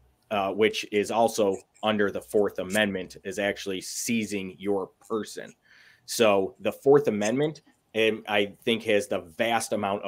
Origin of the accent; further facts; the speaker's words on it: West Bloomfield, Michigan, United States; now in Commerce Township, United States; I grew up, I'm from West Bloomfield is where I grew up